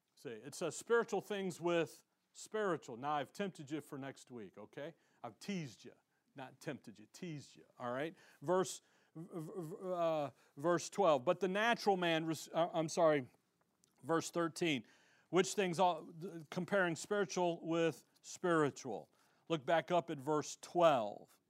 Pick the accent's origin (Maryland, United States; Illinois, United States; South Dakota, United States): Illinois, United States; Chicago; now in Tempe, United States; I'm from Chicago